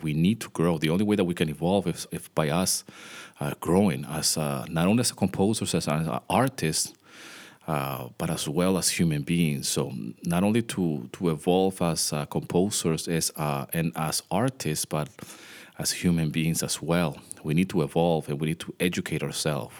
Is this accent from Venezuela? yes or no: yes; Venezuela; moved away; I grew up in Venezuela